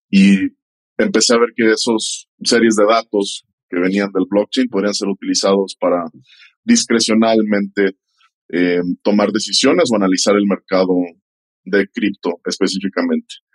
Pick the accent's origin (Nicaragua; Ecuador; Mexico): Mexico; Pues sí, como dices, mexicano.